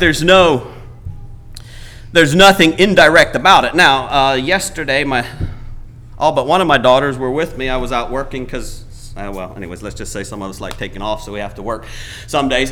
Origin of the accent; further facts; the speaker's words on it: Paraguay; moved away; I was born in Paraguay